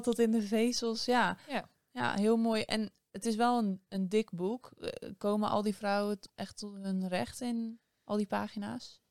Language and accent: Dutch; Netherlands